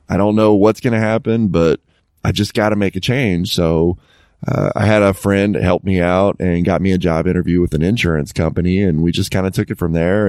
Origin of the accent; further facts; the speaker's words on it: Dallas, Texas, United States; moved away as an adult; also born or lived in Tennessee; my hometown is in, in the Dallas area.